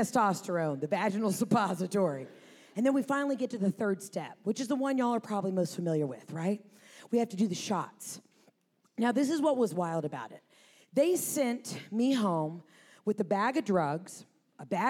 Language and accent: English; Atlanta, Georgia, United States; I'm from Atlanta